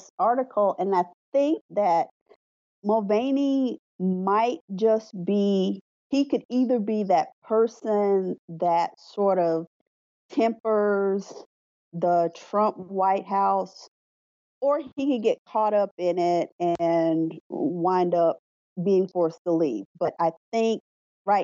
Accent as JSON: {"language": "English", "region": "South Carolina", "country": "United States", "said": "I'm from South Carolina"}